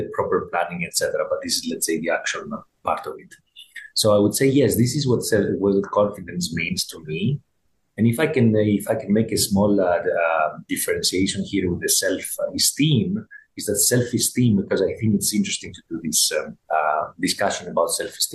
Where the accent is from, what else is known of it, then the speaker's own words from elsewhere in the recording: Greece; growing up in Greece